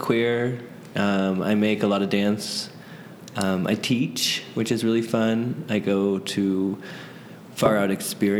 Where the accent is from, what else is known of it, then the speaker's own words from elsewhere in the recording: Phoenix, Arizona, United States; I grew up in Phoenix, and I'm 28 years old.